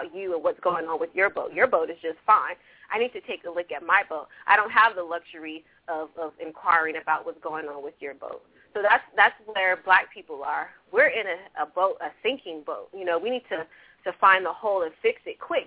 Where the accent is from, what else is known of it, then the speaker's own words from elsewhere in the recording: California, United States; I was raised in California, and I grew up around a lot of different races